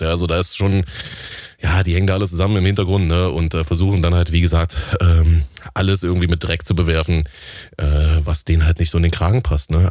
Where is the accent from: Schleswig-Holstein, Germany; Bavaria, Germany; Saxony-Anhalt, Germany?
Saxony-Anhalt, Germany; Halle; in meiner Heimatstadt Halle an der Saale im tiefsten Osten